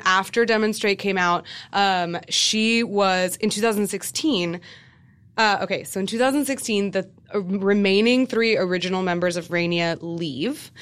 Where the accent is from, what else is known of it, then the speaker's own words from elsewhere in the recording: United States; growing up in America